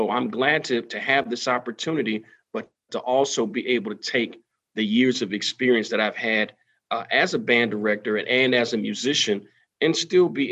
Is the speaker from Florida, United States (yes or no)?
yes; Florida, United States; moved away as an adult; now in Georgia, United States; I've taught the majority of the time here in the state of Georgia, but I'm originally from Florida